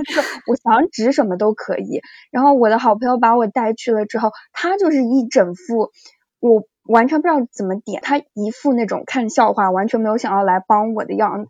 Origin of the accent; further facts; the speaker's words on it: China; moved away as an adult; also born or lived in United States; 如果我小组里面只有我一个中国人